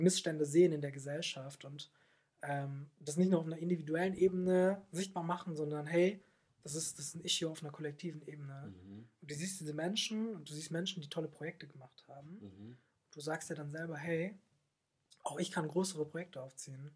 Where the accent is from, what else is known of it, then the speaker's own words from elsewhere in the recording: Germany; now in Swabia, Germany; ich bin ein äh, Rheinländer, der sich ins Schwabenland verlaufen hat